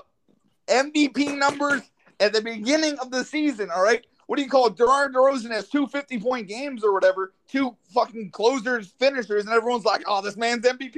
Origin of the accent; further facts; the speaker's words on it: New York, United States; I'm from New York.